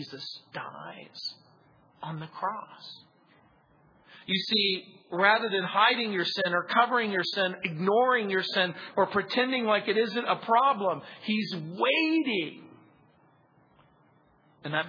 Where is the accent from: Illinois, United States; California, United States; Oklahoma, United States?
California, United States; Southern; I grew up in Southern California